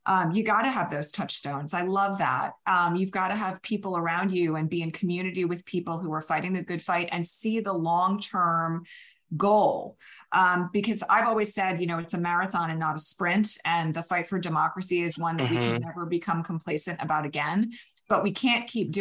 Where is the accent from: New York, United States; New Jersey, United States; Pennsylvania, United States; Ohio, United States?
Pennsylvania, United States; Bucks County; growing up in Bucks County, Pennsylvania